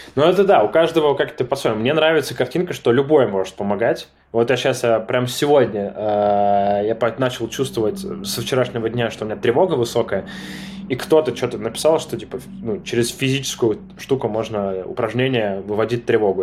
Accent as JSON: {"language": "Russian", "country": "Armenia", "said": "я армянин, я живу в Армении"}